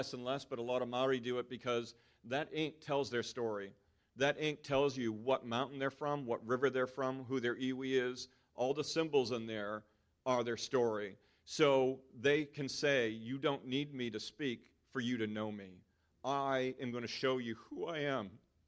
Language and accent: English; United States; moved away as an adult; now in New Zealand; everything of who I am that I've built over 39 years in America